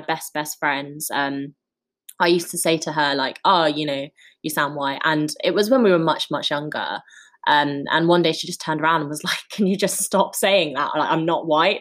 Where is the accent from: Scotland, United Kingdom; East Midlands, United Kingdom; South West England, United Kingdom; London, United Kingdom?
London, United Kingdom; I kind of moved here when I was four years old